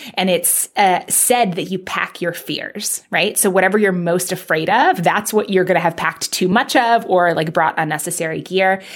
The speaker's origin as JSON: {"language": "English", "town": "New York City", "region": "New York", "country": "United States", "tie": "born or raised there", "said": "I grew up in Manhattan"}